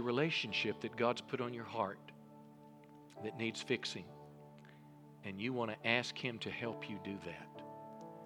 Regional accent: Mississippi, United States; I was raised in church, a little country church in Mississippi

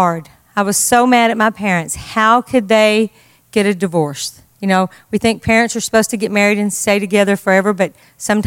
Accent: Deadwood, Texas, United States; I grew up right outside of Carthage, Texas, a little town called Deadwood, Texas, a little hole in the wall

